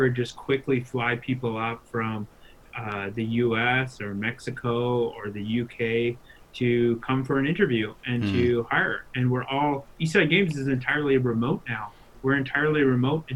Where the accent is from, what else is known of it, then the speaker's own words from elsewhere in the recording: Willow River, British Columbia, Canada; now in Vancouver, Canada; I grew up in Willow River, as you know, and I always used to say it's a town of 150 to 200 people